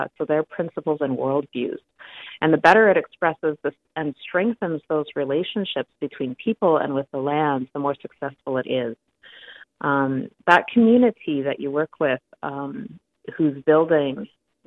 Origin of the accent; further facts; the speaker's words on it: Sioux Lookout, Ontario, Canada; now in Hamilton, Canada; growing up in Sioux Lookout or near Sioux Lookout